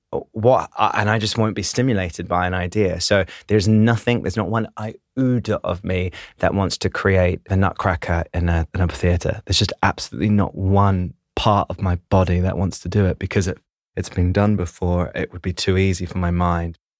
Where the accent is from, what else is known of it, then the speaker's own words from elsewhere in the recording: Christchurch, Canterbury, New Zealand; moved away; I come from Christchurch, New Zealand, originally